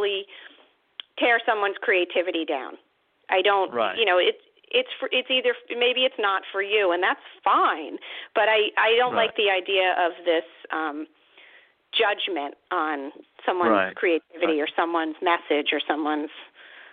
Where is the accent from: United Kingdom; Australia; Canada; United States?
United States; New Jersey; my home state